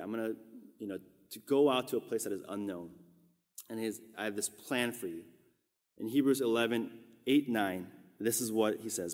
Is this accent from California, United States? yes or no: yes; Southern California, United States; moved away as an adult; also born or lived in Korea / Orange County; now in New York, United States; I had basically been raised my whole life after we immigrated from Korea for the last thirty-six years in Southern California